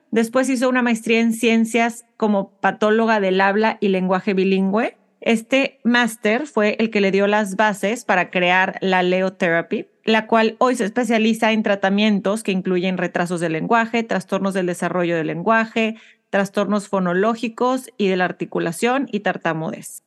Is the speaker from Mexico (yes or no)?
yes; Mexico; now in United States; Somos dos mexicanas curiosas, emprendedoras y mamás viviendo en Estados Unidos